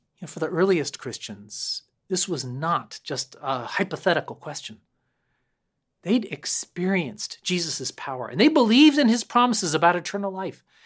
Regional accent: Concord, Massachusetts, United States; I grew up locally in Concord, Mass

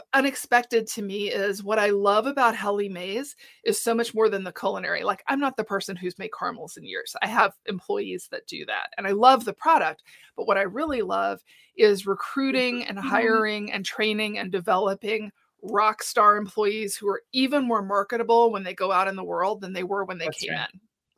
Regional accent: Houston, Texas, United States; moved away as an adult; also born or lived in New York City; now in Colorado, United States; I grew up in Texas. Instead of San Antonio, I was in Houston

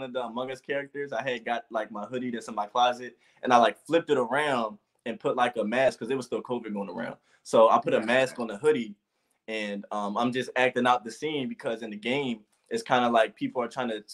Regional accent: Philadelphia, Pennsylvania, United States; I am from Philadelphia

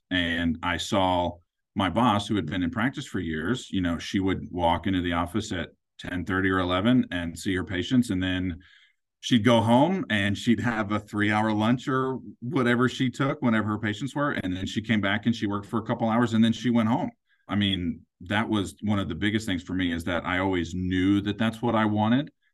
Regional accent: Kansas City, Missouri, United States; I'm originally from Kansas City. I was born and raised here.

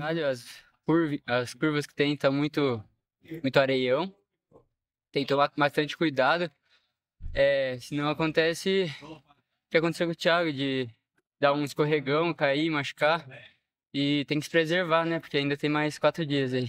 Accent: Botucatu, São Paulo, Brazil; eu sou de Botucatu, São Paulo

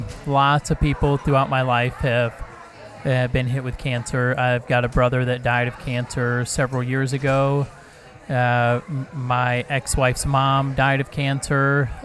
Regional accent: Yukon, Oklahoma, United States; Yukon, Oklahoma.

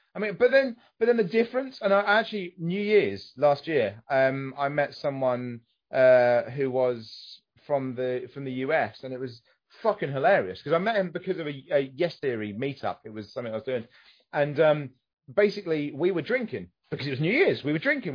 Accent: United Kingdom

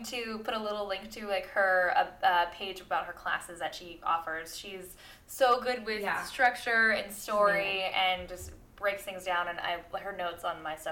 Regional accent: Anthem, Arizona, United States; my hometown, this little town in Arizona called Anthem

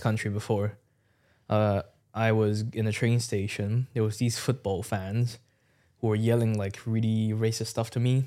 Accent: Hong Kong; moved away as an adult; now in United Kingdom; back at home in Hong Kong, I, I, my, I live in a small village as well.

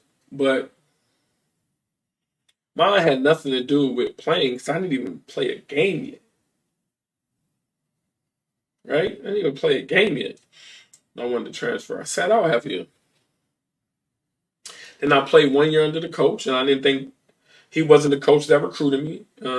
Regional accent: Iowa, United States; I came from Iowa and I went to Ball State

